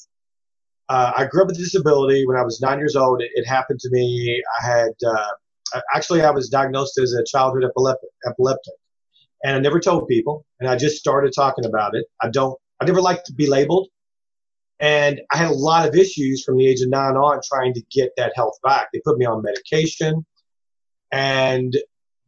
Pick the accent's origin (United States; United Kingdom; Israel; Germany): United States; Louisville, Kentucky; We grew up in the South end of Louisville off of Dixie Highway.